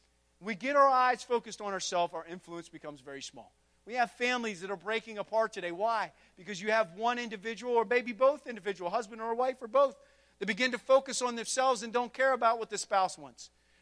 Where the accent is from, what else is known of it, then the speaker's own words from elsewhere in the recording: United States; America, the America that I love and born and raised, I got red, white, and blue on this morning. I'm American through and through.